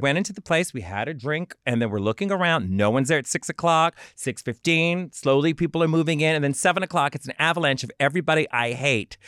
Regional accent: New Orleans, Louisiana, United States; I come from New Orleans

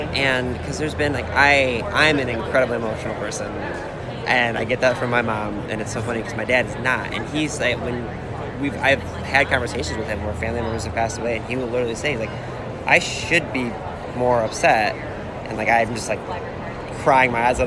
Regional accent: Cleveland, Ohio, United States; we're from Cleveland

